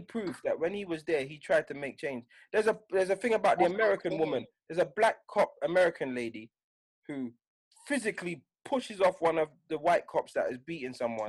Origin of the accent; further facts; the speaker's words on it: United Kingdom; I'm British, but I'm British to Jamaican parents.